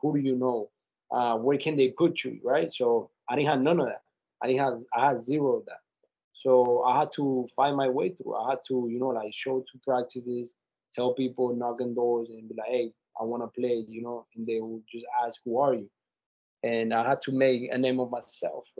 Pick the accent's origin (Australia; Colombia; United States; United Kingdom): Colombia; moved away; I'm from Colombia, South America, and from the beginning it was tough. You know, like I come from a very tough places from Colombia